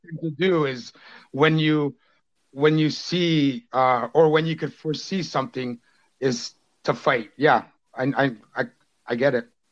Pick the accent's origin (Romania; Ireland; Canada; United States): Canada; as a Canadian